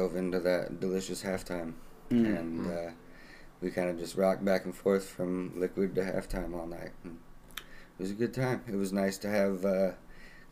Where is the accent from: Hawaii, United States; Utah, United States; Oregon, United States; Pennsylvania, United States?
Utah, United States; Salt Lake City; now in Omaha, United States; I hail from Salt Lake City and got stuck here in Omaha